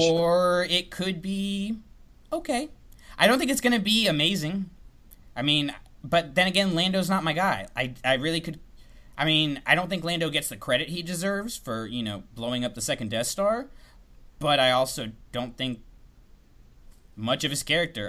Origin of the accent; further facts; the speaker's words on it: Tallahassee, Florida, United States; I grew up in Tallahassee, so it's Florida State